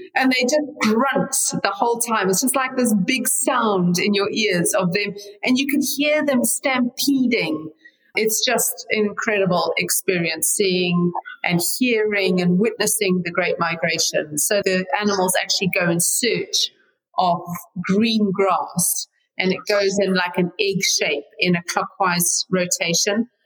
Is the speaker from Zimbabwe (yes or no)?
yes; Zimbabwe; moved away as an adult; now in United States; I was born there and raised there until I was in my 20s. And yeah, living here very happily in the United States.